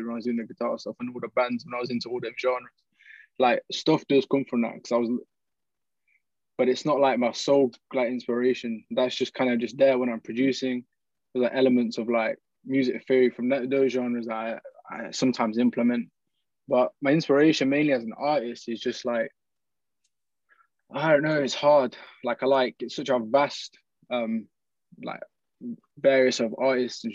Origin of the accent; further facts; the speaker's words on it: Oxford, South East England, United Kingdom; I was born in Oxford